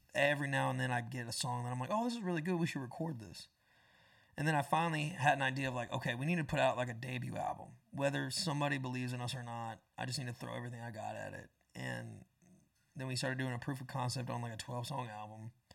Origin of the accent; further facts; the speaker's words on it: Panama City, Florida, United States; moved away as an adult; also born or lived in Tampa, Florida; now in Nashville, United States; I went from nine, Tampa to Panama City, and then right after I turned eighteen, I moved